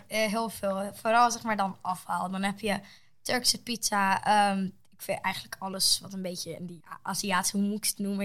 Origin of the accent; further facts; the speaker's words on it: Netherlands; Ik ben in Nederland geboren.